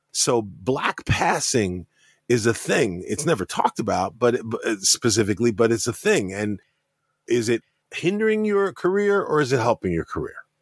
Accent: New York, United States; growing up in New York and knowing other Afro-Latinos

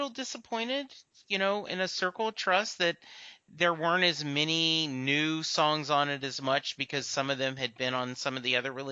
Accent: New Jersey, United States; It's like I'm from Jersey, right?

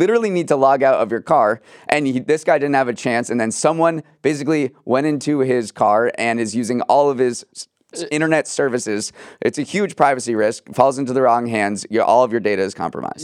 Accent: New England, United States; my hometown fair, which is the Big E in New England

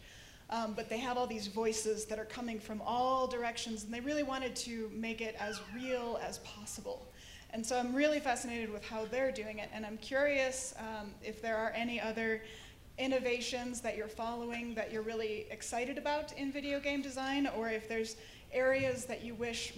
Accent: Minneapolis, Minnesota, United States; Minneapolis, Minnesota

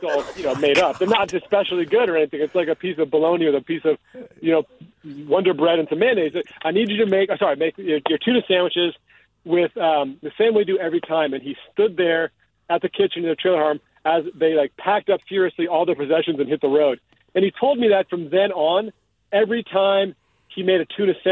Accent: Piedmont and San Francisco, California, United States; I grew up in Piedmont, and I grew up in San Francisco

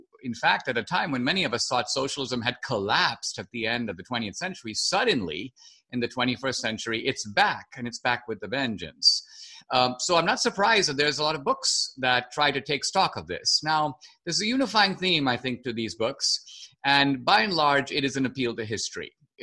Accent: India; moved away; I grew up in India

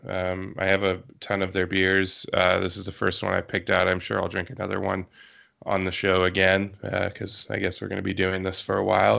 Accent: Yakima Valley, Washington, United States; born or raised there

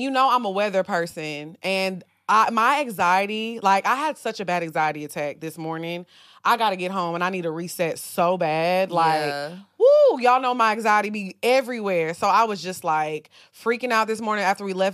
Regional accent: Orange, Texas, United States

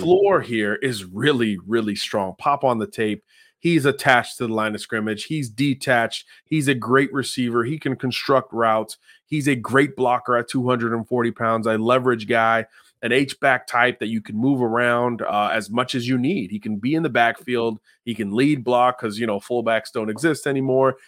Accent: Miami, Florida, United States; my hometown, F I U Panthers

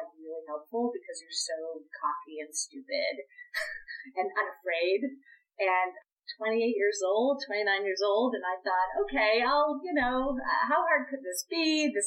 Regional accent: Boston, Massachusetts, United States; now in New York, United States; I am from Boston, which meant I knew very few people and didn't have family members here in New York.

